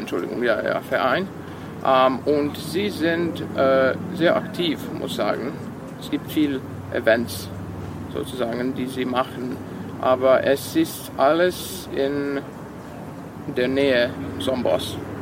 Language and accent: German; Vojvodina, Serbia; first language Serbian; German is a second language; now in Novi Sad, Serbia; meine Muttersprache ist Serbisch